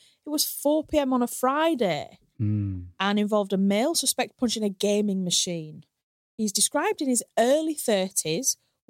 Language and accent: English; Hull, Yorkshire and the Humber, United Kingdom; obviously I grew up in Hull, but all the people that I went to school with that grew up in Hornsey, they like think they could game the system